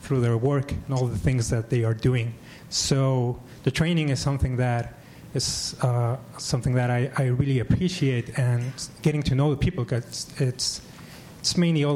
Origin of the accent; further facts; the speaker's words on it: Mexico; now in San Francisco, United States; I'm a geriatrician from Mexico